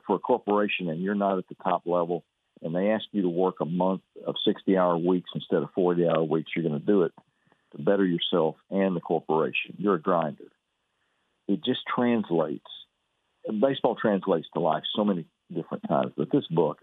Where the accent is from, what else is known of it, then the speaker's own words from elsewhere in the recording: Fairfield, Texas, United States; I was raised over in Fairfield, and we always came to Waco